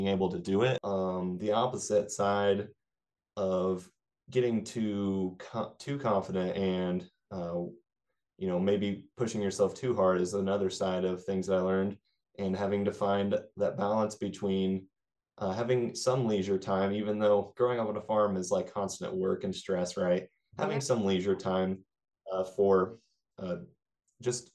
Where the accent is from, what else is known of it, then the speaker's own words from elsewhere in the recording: Clay Center, Kansas, United States; where I grew up in Clay Center, Kansas.